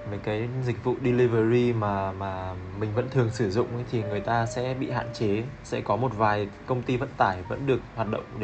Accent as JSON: {"language": "Vietnamese", "region": "Hanoi", "country": "Vietnam", "moved": "as an adult", "lives_now": "Ho Chi Minh City, Vietnam", "said": "hiện tại đang uh, sinh sống và làm việc tại Sài Gòn được uh, à, 4 năm rồi. Em đến từ Hà Nội."}